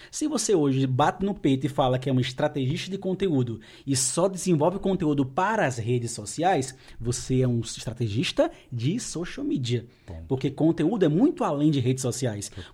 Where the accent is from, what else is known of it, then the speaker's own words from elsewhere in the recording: Pernambuco, Brazil; moved away; sou pernambucano